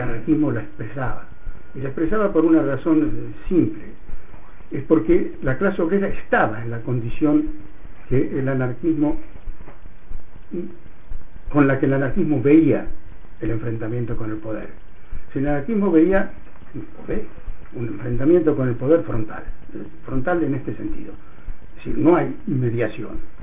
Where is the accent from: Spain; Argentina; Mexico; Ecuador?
Argentina; born or raised there; moved away